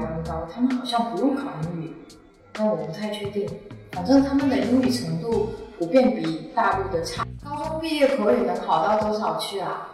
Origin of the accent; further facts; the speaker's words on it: Xiamen, Fujian, China; accent: Minnan; first language Southern Min (Minnan); Chinese is a second language; moved away as an adult; also born or lived in Australia; 即便在厦门生活